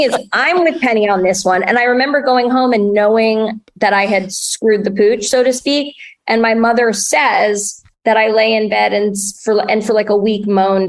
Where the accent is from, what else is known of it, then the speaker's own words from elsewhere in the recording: New York, United States; I'm …. I'm from New York